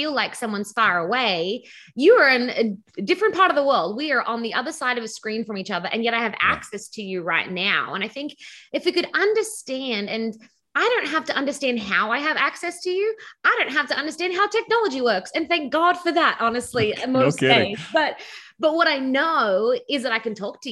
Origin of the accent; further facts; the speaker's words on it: Sydney, New South Wales, Australia; accent: Australian; moved away as an adult; now in Southern California, United States; I was born in Australia and grew up in Sydney, Australia as a pastor's kid